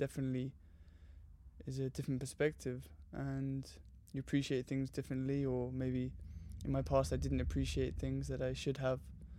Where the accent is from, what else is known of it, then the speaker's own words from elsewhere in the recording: London, United Kingdom; I grew up in Surrey in Southwest London and have three brothers and a lovely mother and father, and yeah, very normal suburban upbringing.